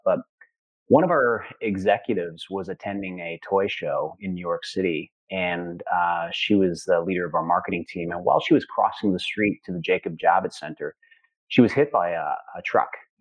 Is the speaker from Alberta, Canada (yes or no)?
yes; Central Alberta, Canada; I grew up in Central Alberta.